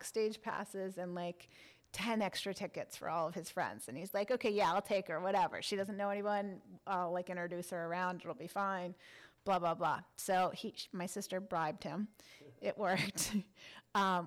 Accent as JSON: {"language": "English", "town": "Washington", "region": "District of Columbia", "country": "United States", "also_born_or_lived": "Northern California", "moved": "as an adult", "lives_now": "Los Angeles, United States", "said": "I graduated college, and I was from Washington, D.C."}